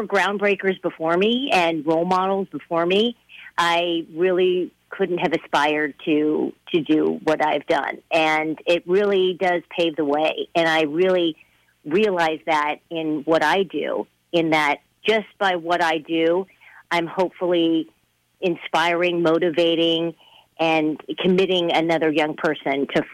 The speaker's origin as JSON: {"language": "English", "town": "Fresno", "region": "California", "country": "United States", "tie": "born or raised there", "also_born_or_lived": "Mason City, Iowa / Columbus, Ohio / Seattle", "moved": "as an adult", "said": "back to Fresno, my hometown."}